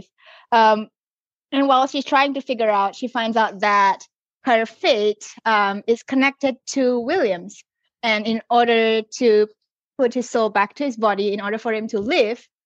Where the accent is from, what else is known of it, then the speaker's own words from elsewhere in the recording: Singapore; now in Australia; I grew up in Singapore